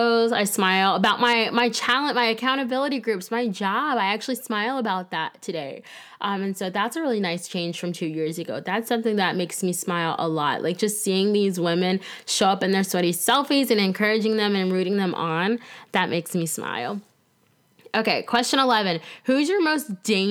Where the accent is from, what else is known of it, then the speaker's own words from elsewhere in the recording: Tampa, Florida, United States; moved away as an adult; also born or lived in Lansing, Michigan / Greensboro, North Carolina / Winston-Salem, North Carolina; Current day, I live in sunny Tampa, Florida. Yet again, that is where I grew up